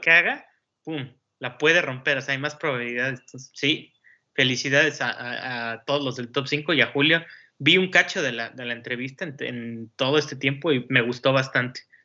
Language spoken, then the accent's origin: Spanish; Mexico; los que somos mexicanos